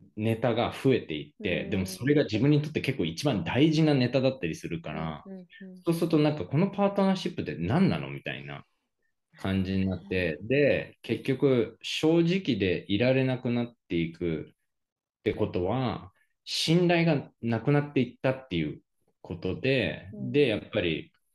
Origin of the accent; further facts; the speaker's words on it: rural Niigata, Japan; moved away; also born or lived in Santa Cruz, California, United States; 日本の僕はやっぱりね、小さい頃からなんか新潟田舎の新潟の田舎で育ったり